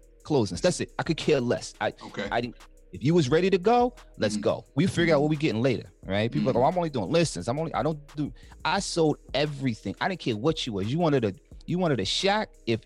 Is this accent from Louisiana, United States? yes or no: no; Harlem, New York, United States; now in New Jersey, United States; I came into the game, decided that I wanted to dominate the black community when I came from Harlem.